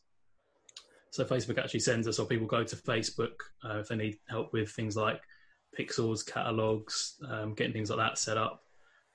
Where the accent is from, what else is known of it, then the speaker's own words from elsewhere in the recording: London, United Kingdom; moved away as an adult; now in Northern Ireland, United Kingdom; I'm not from Northern Ireland originally. I'm actually from London in England, but I've been living over here for about 8 years now